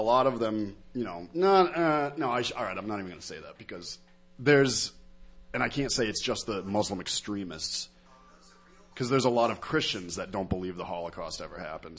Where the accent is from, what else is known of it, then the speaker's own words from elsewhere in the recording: United States; I'm an American, if anything. You know, my family's been here for fucking five or six generations, and one group of them did immigrate from France.